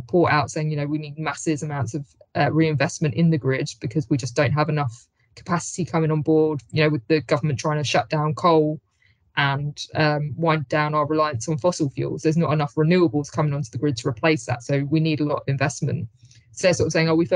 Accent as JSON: {"language": "English", "town": "Hayes", "region": "London", "country": "United Kingdom", "tie": "born or raised there", "said": "my hometown of Hayes, West London"}